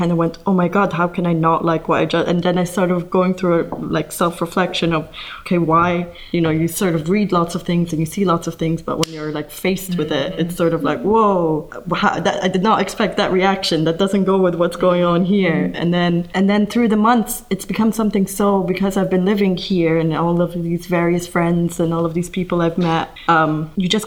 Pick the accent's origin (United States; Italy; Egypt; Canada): Egypt; I'm from Egypt